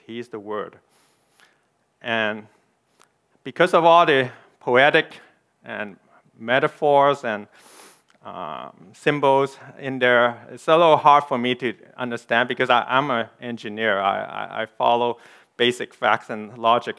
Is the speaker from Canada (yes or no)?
yes; Canada; I'm a Canadian. I'm ethnic Chinese